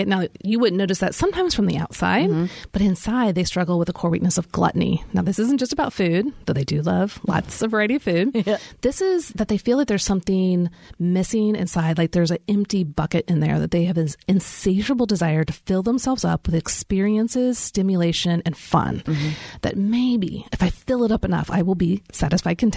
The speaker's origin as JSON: {"language": "English", "town": "Kansas City", "country": "United States", "tie": "born or raised there", "moved": "yes", "lives_now": "Nashville, United States", "said": "I grew up in Kansas City, so we get lots of snow"}